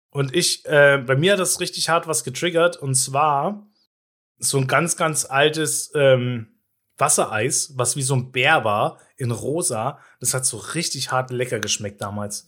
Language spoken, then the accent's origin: German; Gera, Thuringia, Germany; als Kind in Gera immer so ein Eiswagen hinterhergerannt